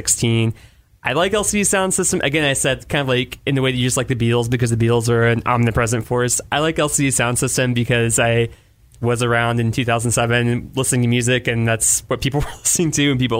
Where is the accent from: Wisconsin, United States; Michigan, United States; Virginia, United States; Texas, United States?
Texas, United States; Austin; born and raised in Austin